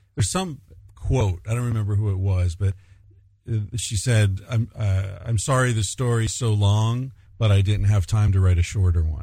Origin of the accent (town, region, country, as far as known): United States; moved away